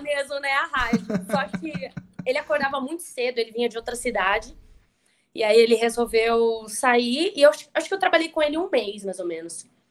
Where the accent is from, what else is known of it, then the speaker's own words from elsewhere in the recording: Indaiatuba, São Paulo, Brazil; eu sou de Indaiatuba